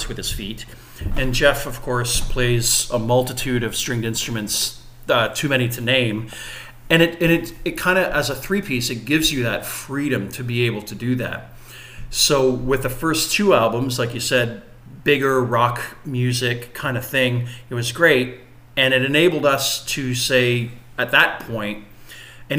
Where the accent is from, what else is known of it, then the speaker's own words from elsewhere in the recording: Windsor, Ontario, Canada; we're from Windsor